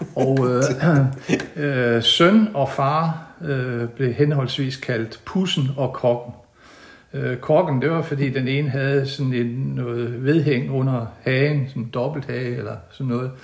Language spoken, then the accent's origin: Danish; Hinnerup, Central Denmark Region, Denmark; now in Haderslev, Denmark; Jeg kommer fra, fra Midtjylland, øh, fra en stationsby, der hedder Hinderup, der ligger mellem Aarhus og Randers. og jeg boede, jeg, mine første 10 år boede jeg i en lille dalsænkning